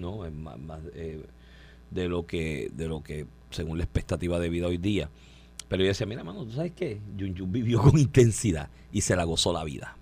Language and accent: Spanish; Puerto Rico; yo soy un puertorriqueño raro en eso